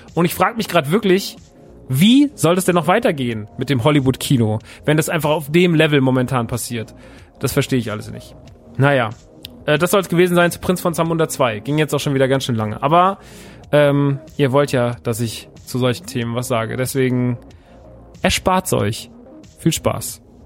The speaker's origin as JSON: {"language": "German", "town": "Aschaffenburg", "region": "Bavaria", "country": "Germany", "tie": "born or raised there", "said": "wäre in Aschaffenburg gewesen, meine Heimat"}